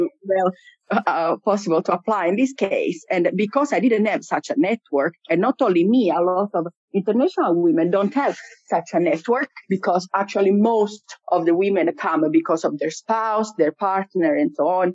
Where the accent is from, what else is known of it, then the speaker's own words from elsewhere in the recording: Italy; moved away as an adult; now in Finland; I come from Italy. I moved to Finland about seven years ago.